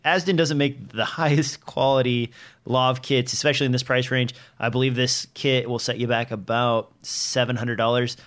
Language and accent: English; Nebraska, United States; I'm from Nebraska where trees are scarce